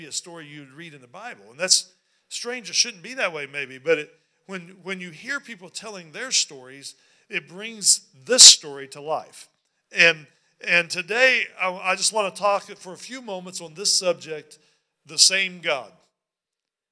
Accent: West Virginia, United States; moved away; I grew up in West Virginia

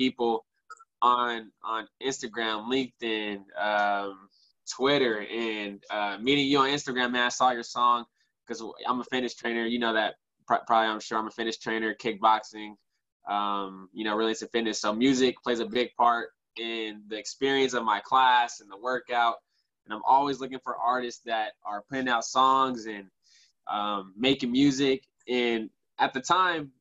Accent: Richmond, California, United States; I grew up in Richmond

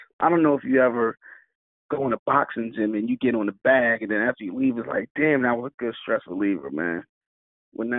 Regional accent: Cape May, New Jersey, United States; South Jersey. I'm from Cape May. It's at the bottom of the map.

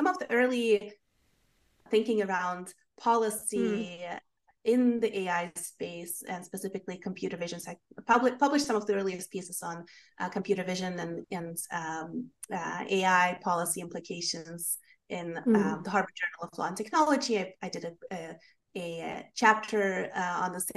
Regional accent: Sweden; moved away as an adult; also born or lived in London, United Kingdom / Dublin, Ireland; now in United States; I grew up in Sweden and ended up going to college in London and then living in Dublin, Ireland for a while

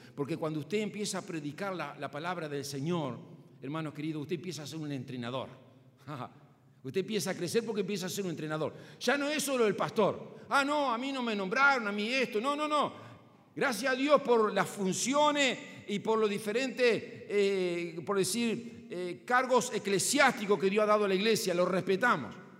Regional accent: Paysandú, Uruguay; Sigo siendo patriota, sigo siendo uruguayo, sigo siendo sanducero

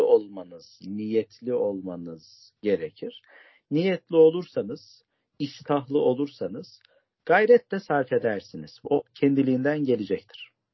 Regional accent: Bayburt, Turkey; now in Istanbul, Turkey; Bayburtluyum kardeşlerim. İstanbul'da mukimim

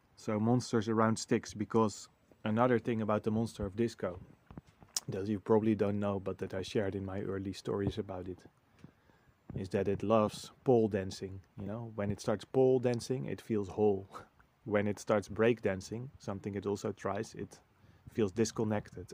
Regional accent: Netherlands; moved away as an adult; now in Portugal; the Netherlands, my home country

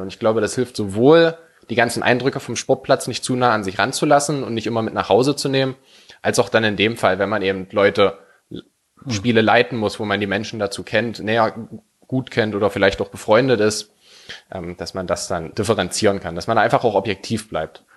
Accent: Werdershausen, Saxony-Anhalt, Germany; also born or lived in Halle; Ich komme hier aus Werdershausen, sozusagen hier gebürti-, gebürtig.

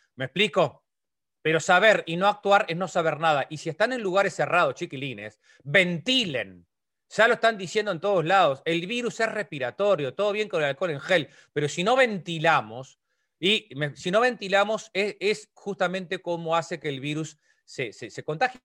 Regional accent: Lascano, Rocha, Uruguay; Nosotros somos de Las Lascano, en Rocha

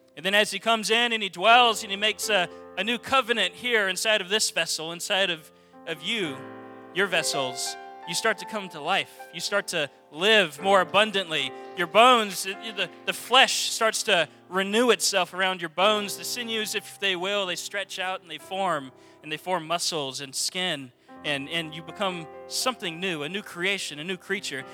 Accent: Texas, United States; We're from Texas

